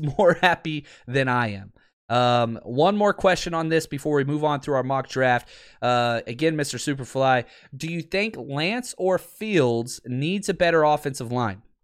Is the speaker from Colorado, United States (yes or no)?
no; Texas, United States; I grew up in Texas